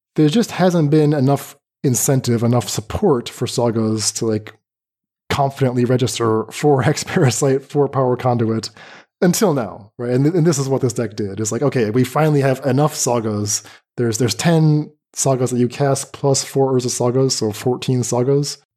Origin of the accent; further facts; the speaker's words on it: North Carolina, United States; moved away as an adult; now in Middle East; North Carolina.